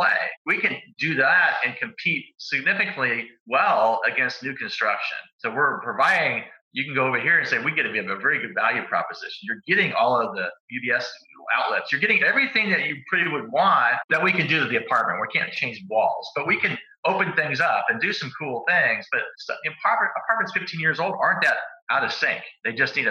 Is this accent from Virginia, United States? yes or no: no; Phoenix, Arizona, United States; I grew up in Phoenix, a big retirement community